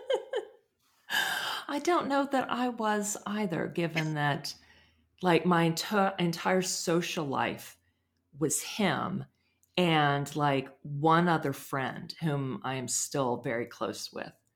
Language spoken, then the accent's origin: English; United States; I'm American